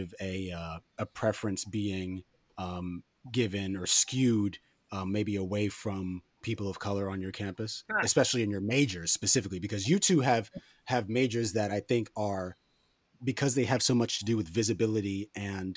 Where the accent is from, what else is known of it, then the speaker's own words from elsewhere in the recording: New York City, New York, United States; I'm from West Harlem